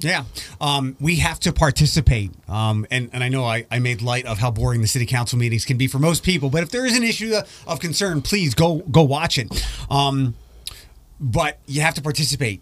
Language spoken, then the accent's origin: English; East Coast, United States; moved away; I'm from the East Coast